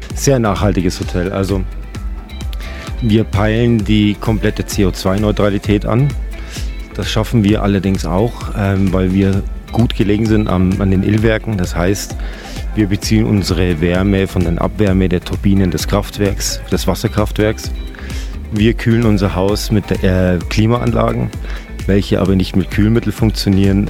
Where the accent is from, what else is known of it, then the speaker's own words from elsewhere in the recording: Bavaria, Germany; now in Austria; Aus Deutschland, ich bin selber Deutscher, ich bin Bayer